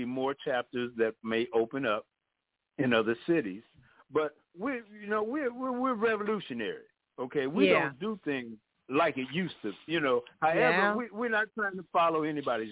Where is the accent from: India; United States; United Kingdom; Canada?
United States; Chicago, Illinois; I'm from Chicago